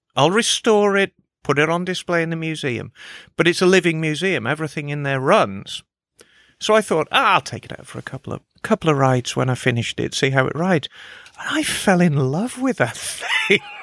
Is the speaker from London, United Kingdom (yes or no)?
no; Birmingham, West Midlands, United Kingdom; moved away; I was raised in Birmingham